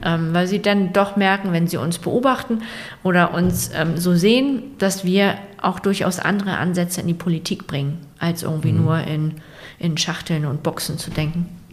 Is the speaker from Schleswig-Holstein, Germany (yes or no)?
yes; Rendsburg, Schleswig-Holstein, Germany; ich bin in Rendsburg aufgewachsen